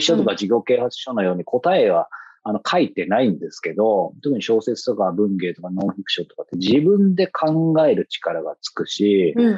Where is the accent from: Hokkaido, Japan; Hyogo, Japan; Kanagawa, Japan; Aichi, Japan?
Kanagawa, Japan; Yokohama; 僕の地元の横浜